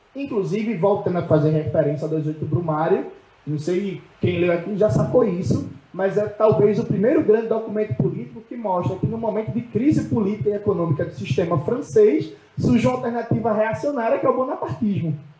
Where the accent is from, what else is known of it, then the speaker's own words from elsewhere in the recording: Pernambuco, Brazil; Eu sou de Pernambuco